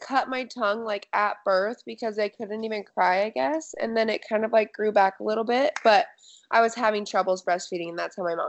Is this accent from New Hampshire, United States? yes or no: no; Scottsbluff, Nebraska, United States; I'm from Scottsbluff, Nebraska.